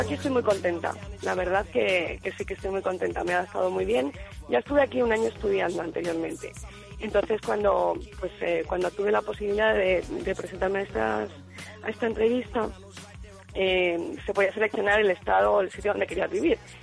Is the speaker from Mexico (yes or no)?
no; Plasencia, Extremadura, Spain; moved away as an adult; now in New York, United States; Soy extremeña, soy de, de Plasencia, Cáceres